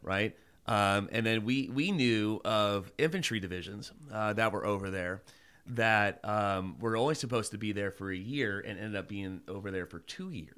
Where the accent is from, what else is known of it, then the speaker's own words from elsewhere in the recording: Mason, Ohio, United States; I went to go back to my hometown. Um, I'm from Mason, Ohio, which is Kings Island area